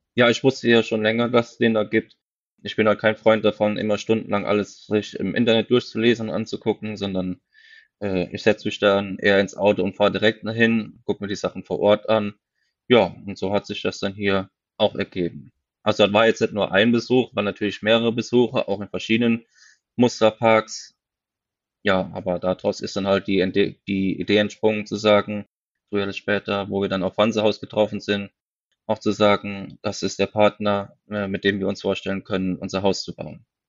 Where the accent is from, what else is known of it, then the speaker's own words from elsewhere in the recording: Westerwald, Germany; bei uns im Westerwald